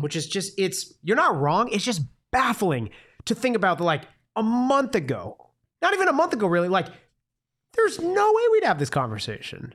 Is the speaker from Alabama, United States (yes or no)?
no; Tucson, Arizona, United States; I am born and raised in Tucson.